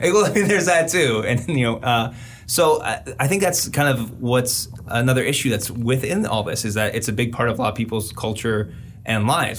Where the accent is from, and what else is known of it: United States